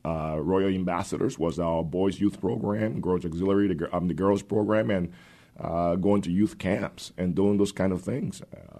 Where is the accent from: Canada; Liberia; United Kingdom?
Liberia; English is a second language; I was born and raised in Liberia, West Africa.